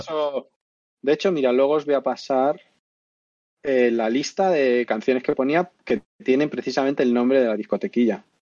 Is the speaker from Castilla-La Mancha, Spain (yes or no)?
no; Madrid, Community of Madrid, Spain; moved away as an adult; now in Andalusia, Spain; yo soy de Madrid aquí por casualidad.